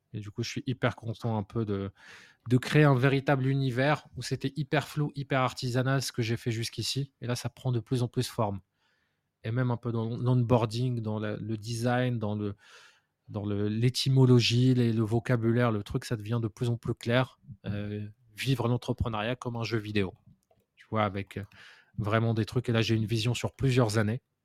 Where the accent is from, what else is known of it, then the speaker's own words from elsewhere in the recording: Morocco; moved away; d'un point de vue culturel, je venais du Maroc